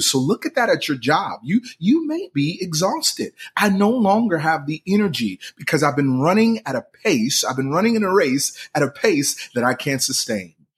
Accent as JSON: {"language": "English", "town": "Philadelphia", "region": "Pennsylvania", "country": "United States", "said": "I'm from Philly"}